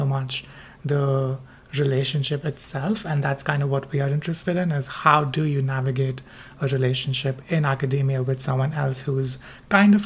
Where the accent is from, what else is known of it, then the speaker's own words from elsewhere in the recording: India; moved away as an adult; also born or lived in Bombay, India; now in United States; I am originally from India